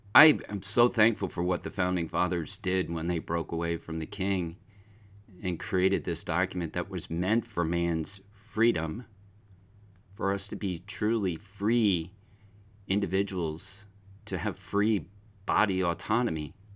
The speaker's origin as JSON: {"language": "English", "area": "Pine Barrens", "region": "New Jersey", "country": "United States", "tie": "born or raised there", "said": "as a very young child, I grew up in the Pine Barrens of New Jersey"}